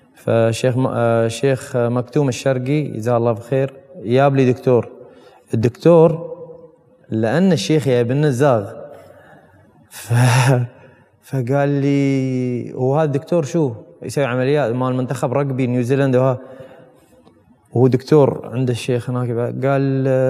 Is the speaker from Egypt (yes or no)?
no; United Arab Emirates; انا كمواطن اماراتي